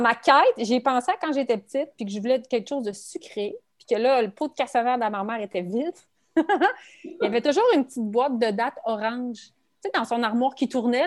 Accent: Quebec City region, Canada; je suis, de la région de Québec, je suis de la région de la capitale nationale.

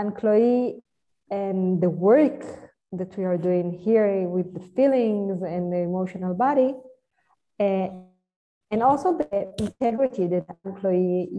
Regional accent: Israel; I'm from Israel.

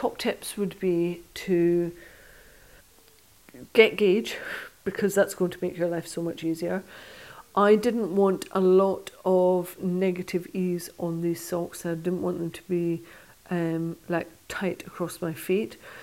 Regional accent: Stranraer, Scotland, United Kingdom; I used to curl when I was younger, when I was growing up in Stranraer in southwest Scotland.

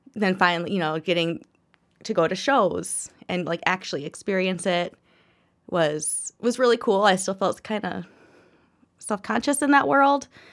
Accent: Minnesota, United States; also born or lived in Kalamazoo, Michigan / Fargo, North Dakota; I have lived in Minnesota most of my life. Um, born in Michigan, moved here when I was six. Then uh, left, spent about eight years in Fargo, North Dakota

